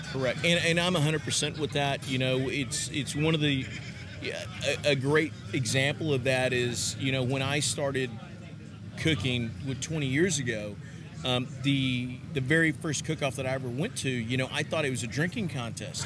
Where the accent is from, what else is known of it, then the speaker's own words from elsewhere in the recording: Texas, United States; I'm from Texas.